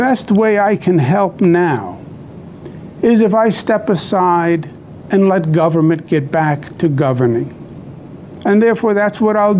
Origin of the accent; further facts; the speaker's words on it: New York, United States; I'm a New Yorker, born and bred